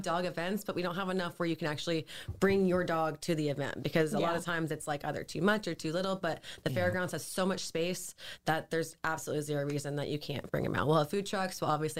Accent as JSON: {"language": "English", "town": "St. Augustine", "region": "Florida", "country": "United States", "tie": "born or raised there", "said": "I grew up on Charlotte Street."}